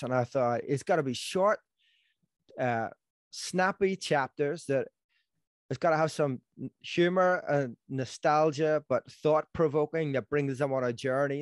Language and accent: English; Belfast, Northern Ireland, United Kingdom; I'm from Belfast, if someone hasn't figured that out, and, um, in Northern Ireland